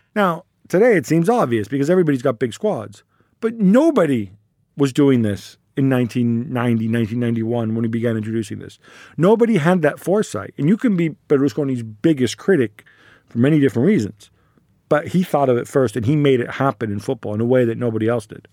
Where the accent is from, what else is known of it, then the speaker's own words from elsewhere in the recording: Milan, Lombardy, Italy; when we're from Milan